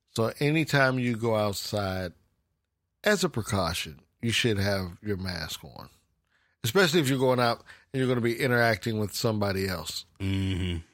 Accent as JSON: {"language": "English", "country": "United States", "said": "being American, we, we kind of slack off a little bit"}